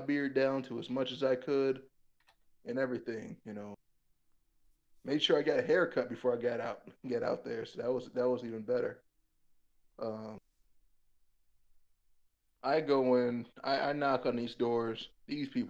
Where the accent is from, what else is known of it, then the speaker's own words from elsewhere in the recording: Wisconsin, United States; I'm from Wisconsin